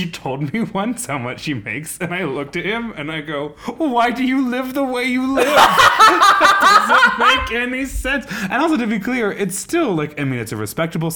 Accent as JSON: {"language": "English", "country": "United States", "said": "as an American"}